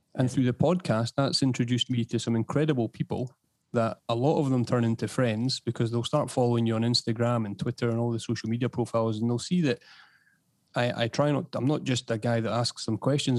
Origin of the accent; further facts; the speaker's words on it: Edinburgh, Scotland, United Kingdom; also born or lived in East Lothian; born and bred in Edinburgh. I'm now based on the uh, in East Lothian